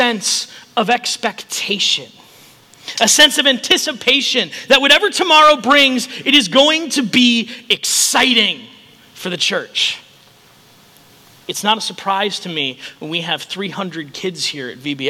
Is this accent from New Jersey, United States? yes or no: no; Chicago, Illinois, United States; also born or lived in Rochester, Minnesota; now in Council Bluffs, United States; I grew up in Chicago